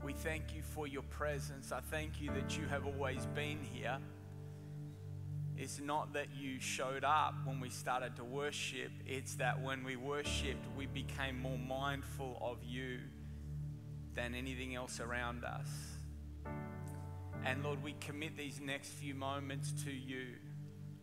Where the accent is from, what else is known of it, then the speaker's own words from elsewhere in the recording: Australia; moved away as an adult; now in Orange County, United States; I'm originally from Australia, and I migrated to Orange County almost 10 years ago, 9 years ago now, and I brought my accent with me